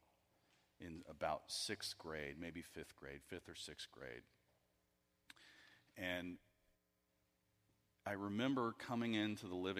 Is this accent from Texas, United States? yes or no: yes; Houston, Texas, United States; I grew up in Houston, Texas